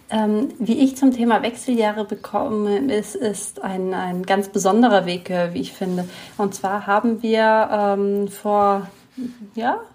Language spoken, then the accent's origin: German; Italy; born or raised there; moved away as an adult; now in Germany